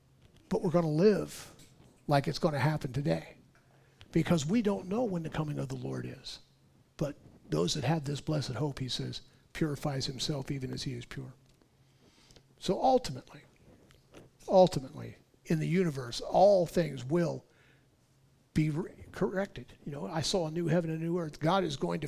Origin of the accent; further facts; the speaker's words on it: California, United States; I'm being born and raised in California